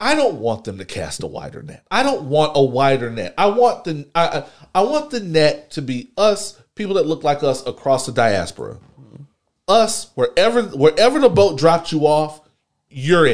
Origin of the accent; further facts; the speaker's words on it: the South, United States; I've grown up in the South.